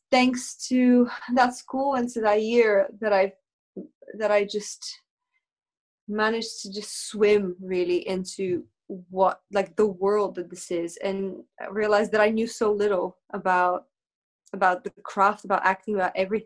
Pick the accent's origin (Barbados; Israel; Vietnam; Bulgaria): Bulgaria; now in United Kingdom; I was born in Bulgaria